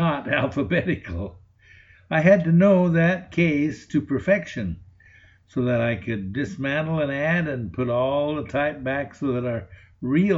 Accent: Payette, Idaho, United States; I went to work part-time as a printer's devil with my hometown newspaper. I lived in Payette, Idaho, a very small town on the border with Oregon

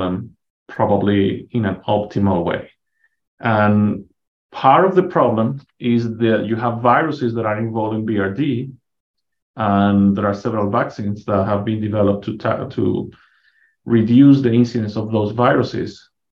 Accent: Venezuela; moved away as an adult; also born or lived in Minnesota, United States; now in Canyon, United States; I'm originally from Venezuela

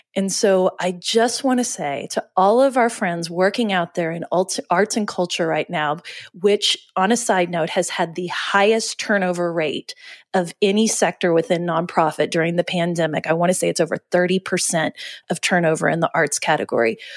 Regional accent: Oklahoma City, Oklahoma, United States; we're from Oklahoma City. And, you know, I. And I lived in Oklahoma City

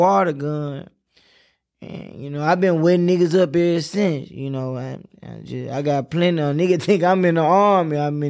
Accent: United States; not California, I'm from Hollywood

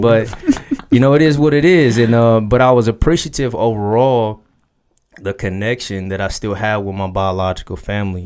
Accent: Dayton, Ohio, United States; now in Columbus, United States; I was born in Dayton, Ohio.

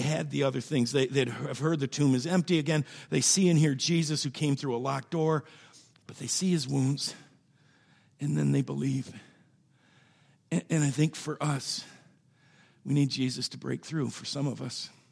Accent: Byron Center, Michigan, United States; I grew up out in Byron Center

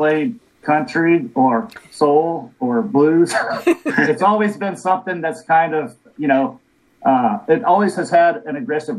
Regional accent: Texas, United States; now in Chicago, United States; I'm originally from Texas

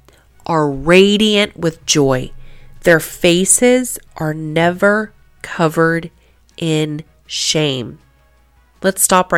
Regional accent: Kansas, United States; I was born in Kansas

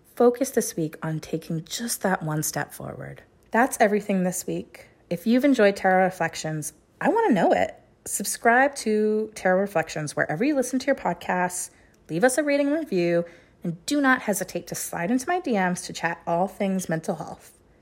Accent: Chilliwack, British Columbia, Canada; in my hometown of Chilliwack, B C.

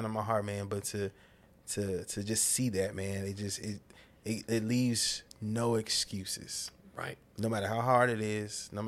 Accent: California, United States; born there; also born or lived in Livorno, Italy; I was born in California.

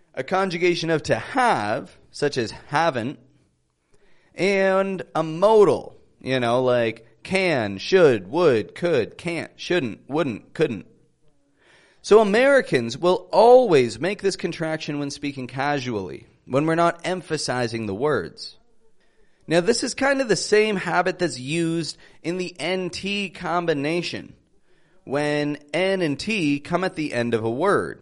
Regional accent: Toronto, Ontario, Canada; accent: Canadian; I am from Toronto, Canada

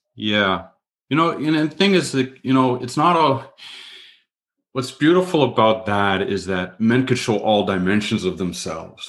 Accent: Canada; I'm Canadian

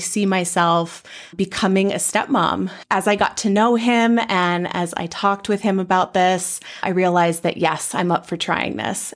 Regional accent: Bay Area, California, United States; moved away as an adult; now in Twin Cities, United States; I'm from the Bay Area in California originally

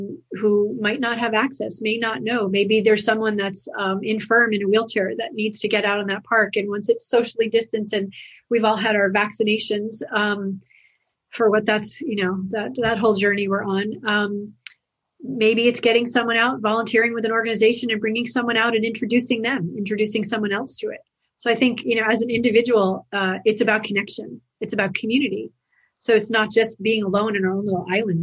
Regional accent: Western Massachusetts, United States; where I grew up in Massachusetts, Western Mass.

